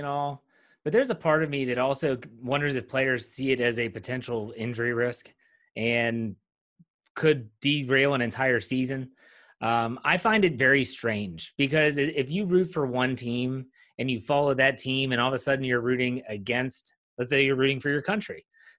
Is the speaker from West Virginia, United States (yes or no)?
yes; Wheeling, West Virginia, United States; Now, I am from Wheeling, West Virginia.